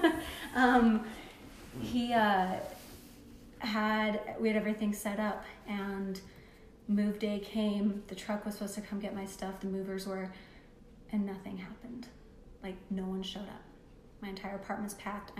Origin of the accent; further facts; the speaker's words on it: Salt Lake County, Utah, United States; we moved from Salt Lake County to Utah County